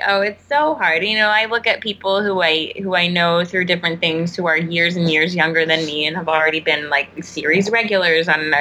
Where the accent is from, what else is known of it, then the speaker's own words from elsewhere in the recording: Texas, United States; moved away; where I grew up back home in Texas